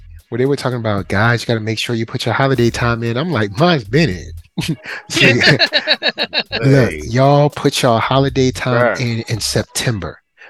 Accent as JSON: {"language": "English", "region": "England", "country": "United Kingdom", "said": "Well, I mean, I'm not Japanese, so I'm going to pronounce it because I'm English."}